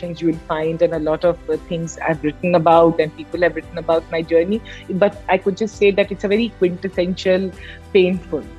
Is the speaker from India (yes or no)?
yes; Patna, Bihar, India; I come from Bihar, I come from Patna